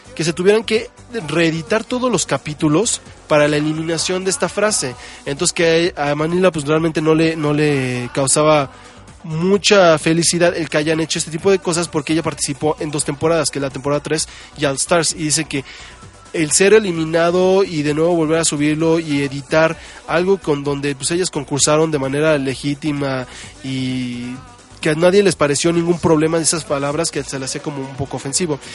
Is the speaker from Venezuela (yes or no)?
no; Mexico; todos los que somos mexicanos